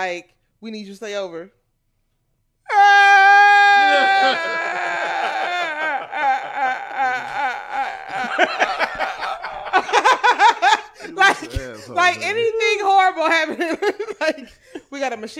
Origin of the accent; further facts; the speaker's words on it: Cleveland, Ohio, United States; I'm from Cleveland